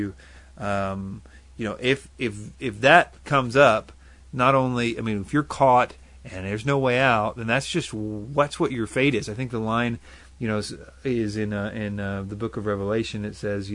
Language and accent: English; United States; I'm American to the core.